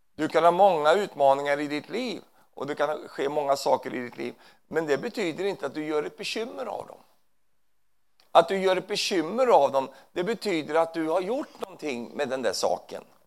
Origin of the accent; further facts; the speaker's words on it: Sweden; Jag är ju svensk